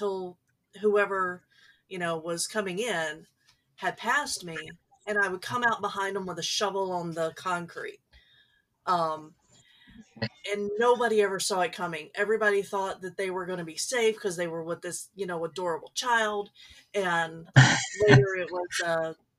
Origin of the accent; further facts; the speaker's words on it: Dallas, Texas, United States; moved away; I spent some of my time growing up in the Dallas area and still have family